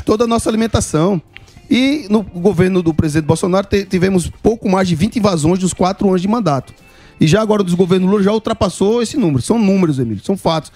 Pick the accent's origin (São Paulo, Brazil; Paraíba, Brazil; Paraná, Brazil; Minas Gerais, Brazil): Paraíba, Brazil; eu sou paraibano